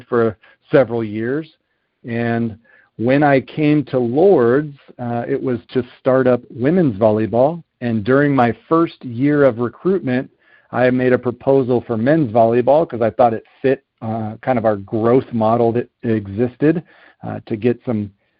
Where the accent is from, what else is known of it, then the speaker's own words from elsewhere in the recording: Southern California, United States; moved away as an adult; also born or lived in Ohio; I grew up out in Southern California